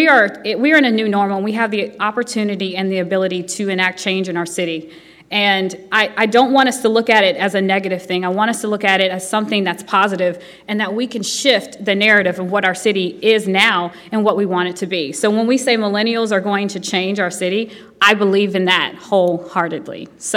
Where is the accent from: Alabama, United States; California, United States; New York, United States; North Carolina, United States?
Alabama, United States; Birmingham; born there; I was born in Birmingham, but I wasn't raised in Woodlawn. You know, I'm a military kid. I lived all over the country